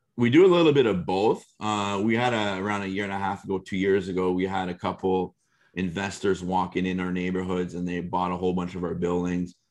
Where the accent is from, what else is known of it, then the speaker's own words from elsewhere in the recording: Canada; as a Canadian